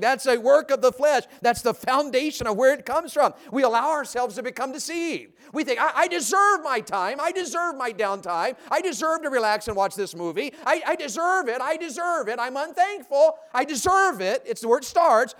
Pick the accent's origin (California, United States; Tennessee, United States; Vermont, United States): Tennessee, United States; also born or lived in Santa Rosa County, Florida; now in Florida, United States; When I grew up in Tennessee